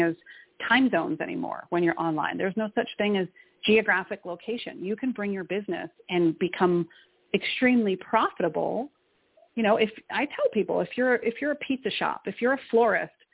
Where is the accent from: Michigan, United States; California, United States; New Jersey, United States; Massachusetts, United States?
Massachusetts, United States; Boston; moved away; I'm originally from Boston, Mass.